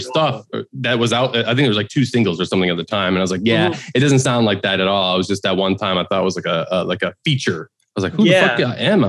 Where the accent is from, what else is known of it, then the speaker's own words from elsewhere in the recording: Detroit, Michigan, United States; I'm from Detroit. Here in Detroit right now.